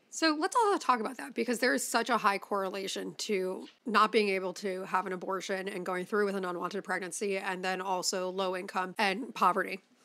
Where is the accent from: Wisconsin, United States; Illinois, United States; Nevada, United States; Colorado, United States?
Illinois, United States; Chicago; I grew up in Chicago